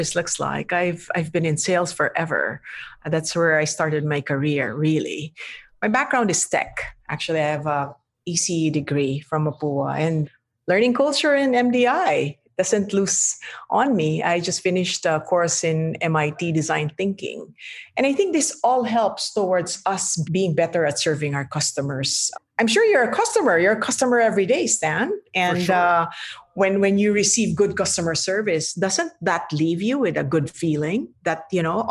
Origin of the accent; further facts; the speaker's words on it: Philippines; I'm Filipino